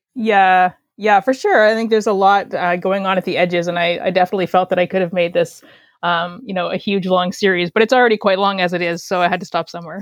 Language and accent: English; Canada; accent: Canadian; I am a Canadian writer, as you can probably tell by my accent.